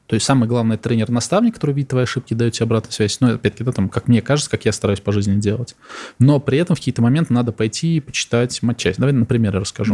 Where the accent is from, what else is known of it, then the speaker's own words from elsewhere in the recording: Samara, Samara Oblast, Russia; moved away; Я из Самары сам